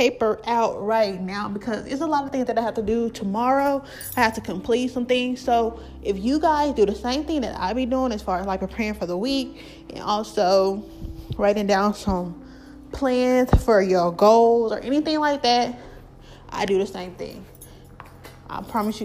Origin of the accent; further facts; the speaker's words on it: the South, United States; I'm from the South